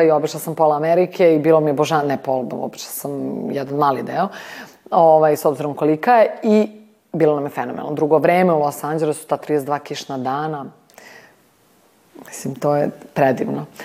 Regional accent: Belgrade, Serbia; Ja sam rođena u Skadarskoj, baš u Skadarliji

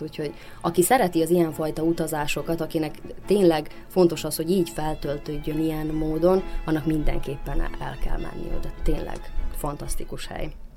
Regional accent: Central Banat, Vojvodina, Serbia; középbánáti születésű vagyok

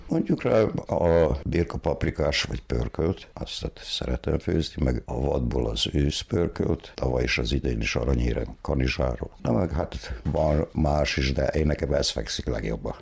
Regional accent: Torda, Vojvodina, Serbia; now in Mužlja, Serbia; én tordai születésű vagyok, ottan nőttem fel.

